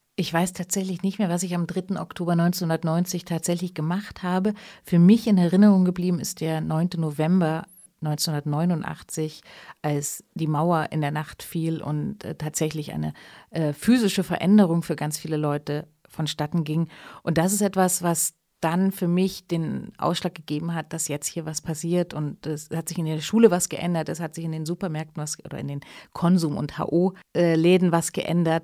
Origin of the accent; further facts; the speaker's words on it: East Germany, Germany; now in Leipzig, Germany; meine ostdeutsche Identität und mein ostdeutscher Hintergrund